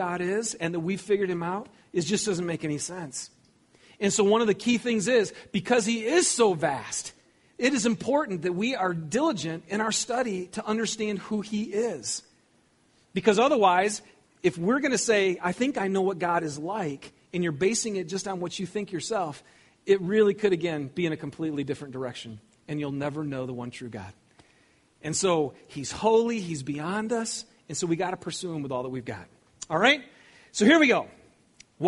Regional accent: Lapeer, Michigan, United States; I grew up in Lapeer, Michigan. I didn't grow up in Southern California.

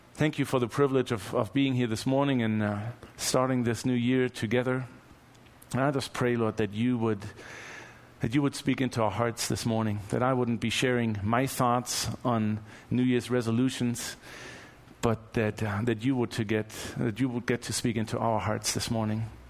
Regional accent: Germany; moved away; I'm from Germany.

